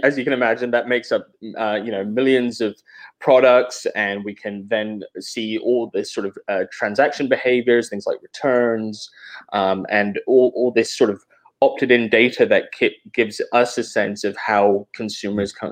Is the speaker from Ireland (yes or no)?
no; England, United Kingdom; also born or lived in Atlanta, United States; now in Oakland, United States; So I'm originally from England. And then when I moved to the US, I moved to Atlanta with my family.